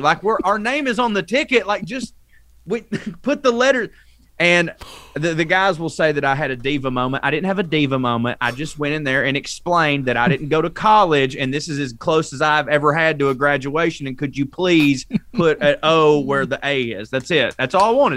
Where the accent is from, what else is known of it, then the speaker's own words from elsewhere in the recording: North Georgia, United States; I'm from Marjorie Taylor Greene's district here in North Georgia